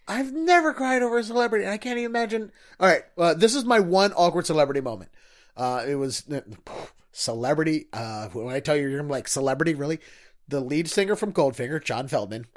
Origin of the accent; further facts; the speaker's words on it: Baltimore, Maryland, United States; I grew up in Baltimore